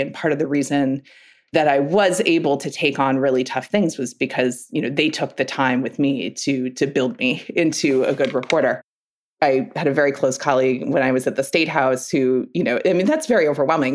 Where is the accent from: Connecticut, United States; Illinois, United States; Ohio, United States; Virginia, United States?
Connecticut, United States; Newtown; I grew up in Newtown, Connecticut.